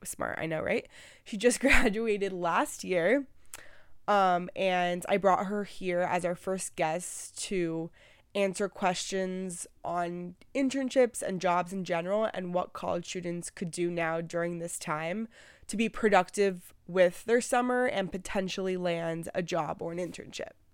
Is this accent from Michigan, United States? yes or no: no; Miami, Florida, United States; I'm from Miami, and I'm twenty-one